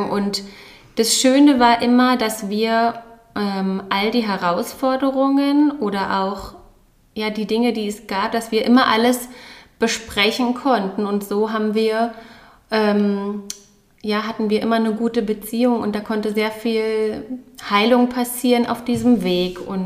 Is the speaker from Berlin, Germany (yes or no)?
yes; Berlin, Germany; Ja, ich bin aufgewachsen in Berlin. Quasi meine ganze Kindheit habe ich äh, im Berlin Zentrum verbracht mit meiner Mutter, die alleinerziehend war.